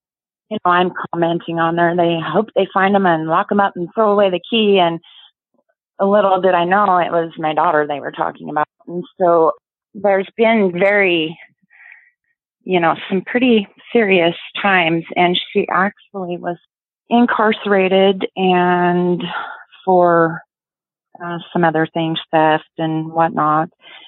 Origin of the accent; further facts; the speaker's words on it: Yakima, Washington, United States; I'm from Yakima, Washington, born and raised